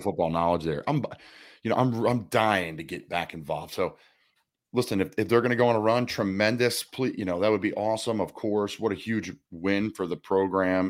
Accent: Doylestown, Pennsylvania, United States; my hometown, Doylestown, Pennsylvania

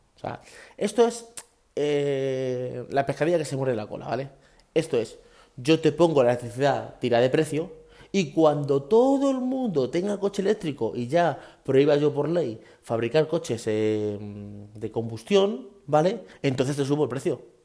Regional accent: Guadalupe, Extremadura, Spain; en mi pueblo, en Guadalupe, en Cáceres

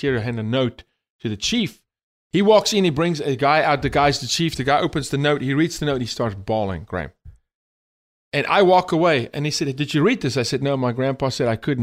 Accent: South Africa; moved away as an adult; now in United States; born and raised in South Africa, the first 28 years of my life when I immigrated

